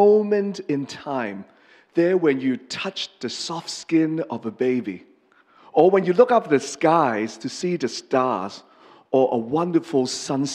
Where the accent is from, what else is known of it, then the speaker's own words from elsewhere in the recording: Hong Kong; first language English; moved away; I'm from Hong Kong. I've lived here since 83. So my English is mostly my mother tongue, and Cantonese is second, and Mandarin is the last